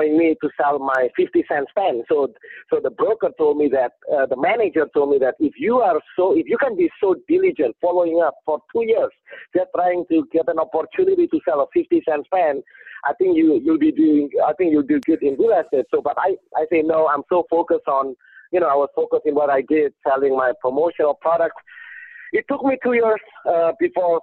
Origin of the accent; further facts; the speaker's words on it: Indonesia; English is a second language; moved away as an adult; now in California, United States; I didn't born here. I was born in Indonesia. They sent me to school here. I was an international student